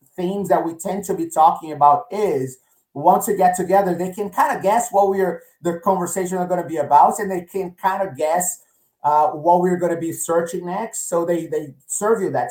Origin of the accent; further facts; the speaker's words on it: Rio de Janeiro, Brazil; now in Connecticut, United States; I grew up in Rio